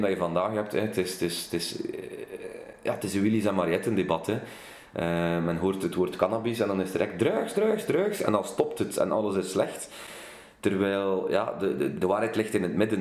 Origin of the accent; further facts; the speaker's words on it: Kortrijk, Flanders, Belgium; Ik kom uit Kortrijk. Ik ben een West-Vlaams parlementslid